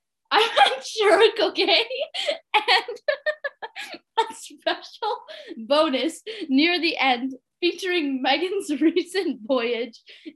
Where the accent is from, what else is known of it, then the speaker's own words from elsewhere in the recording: India; And I am a dancer and I have a dog and I'm Indian.